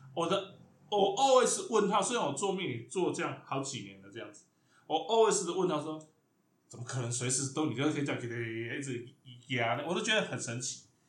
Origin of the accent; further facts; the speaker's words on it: Chiayi, Taiwan; now in Taipei, Taiwan; 我是嘉义出生嘛